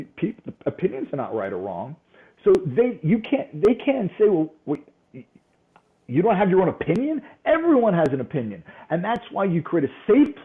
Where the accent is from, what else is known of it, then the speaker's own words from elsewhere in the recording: New York, United States; I'm from New York.